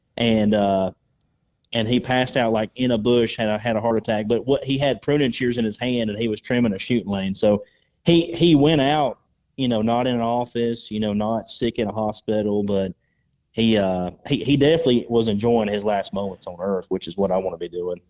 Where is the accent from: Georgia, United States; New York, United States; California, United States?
Georgia, United States; I was a kid from Georgia that grew up shooting wood ducks in a swamp